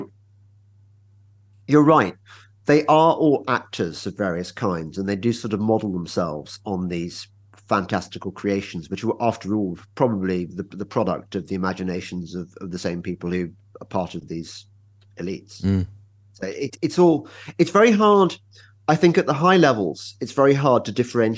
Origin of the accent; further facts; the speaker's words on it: England, United Kingdom; I'm English